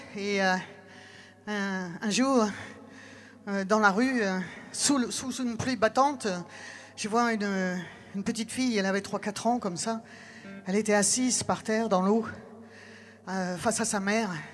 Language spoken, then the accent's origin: French; Texas, United States; moved away; j'ai été élevé au Texas